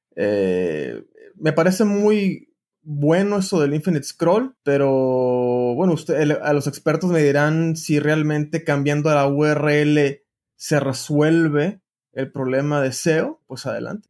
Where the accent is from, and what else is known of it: Mexico